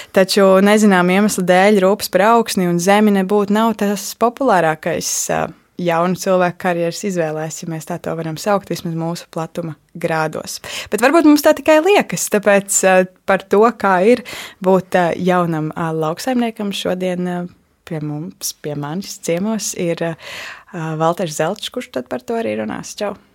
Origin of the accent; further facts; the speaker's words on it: Latvia; Es pati esmu uzaugusi ārpus Rīgas. Um, man deklarētā dzīvesvieta tiešām ir dziļos laukos.